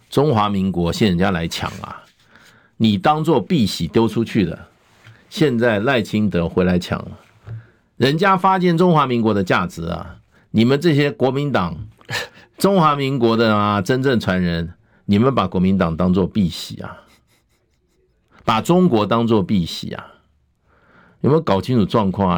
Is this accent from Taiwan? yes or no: yes; Taiwan; also born or lived in Europe; 身为一个台湾人